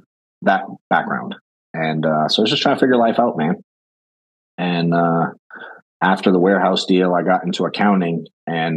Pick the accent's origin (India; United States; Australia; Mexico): United States; Boston, Massachusetts; moved away as an adult; now in Atlanta, United States; I grew up in Boston.